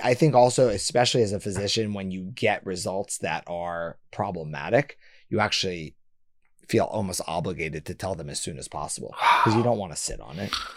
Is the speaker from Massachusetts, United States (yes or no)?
yes; Boston, Massachusetts, United States; I was born in Boston